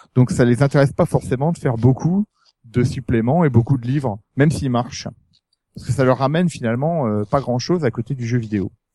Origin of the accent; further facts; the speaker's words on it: France; je suis français